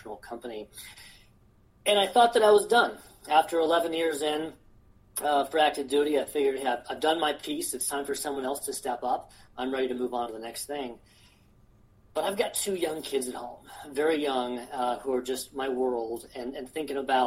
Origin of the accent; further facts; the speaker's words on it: Colorado, United States; I am one of the rare Colorado natives who also still lives in Colorado